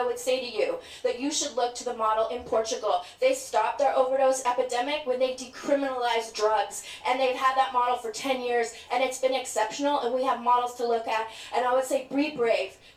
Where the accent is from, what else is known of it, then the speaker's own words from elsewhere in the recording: England, United Kingdom; born there; also born or lived in Scotland / Vancouver / Edmonton / Yukon; No, I was born in England actually.